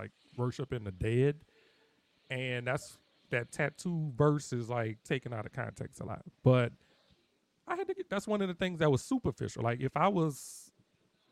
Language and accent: English; New Orleans, Louisiana, United States; I'm from New Orleans